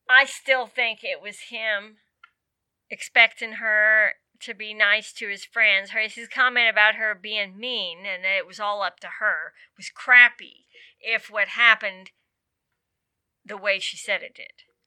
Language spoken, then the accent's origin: English; Virginia, United States; moved away as an adult; I was in Virginia from nineteen seventy-eight